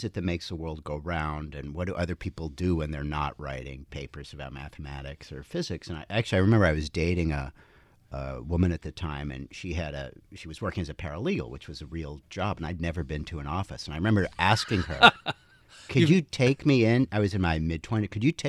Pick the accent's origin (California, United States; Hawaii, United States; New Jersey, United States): New Jersey, United States; Princeton; because my parents were physicists, we grew up in Princeton